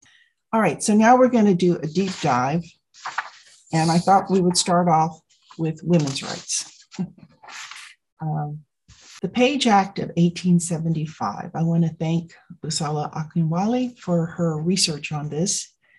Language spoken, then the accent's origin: English; San Francisco, California, United States; I remember growing up in San Francisco, going to Chinatown